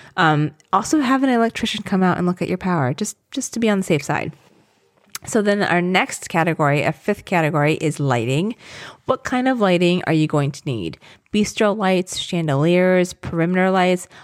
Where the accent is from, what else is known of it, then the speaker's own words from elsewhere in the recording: Southern Virginia, United States; moved away; I grew up in Southern Virginia